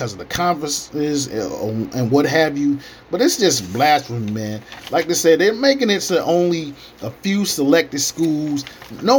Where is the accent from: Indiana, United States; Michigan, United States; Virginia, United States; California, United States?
Virginia, United States; Hampton Roads area; my hometown in the area